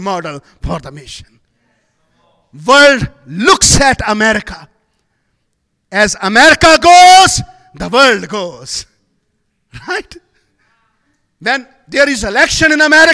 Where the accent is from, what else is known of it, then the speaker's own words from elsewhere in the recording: Pakistan; I'm from Pakistan